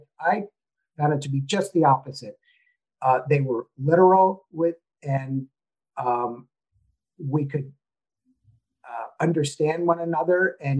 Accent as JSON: {"language": "English", "country": "United States", "said": "And also I think living outside my home country was a huge benefit to me"}